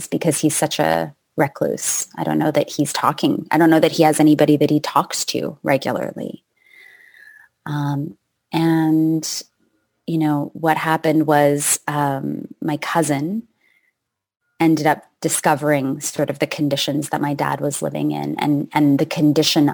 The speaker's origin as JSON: {"language": "English", "country": "Canada", "moved": "as an adult", "lives_now": "United States", "said": "At that point, I had lived in the States for 15 years. And I'm from Canada"}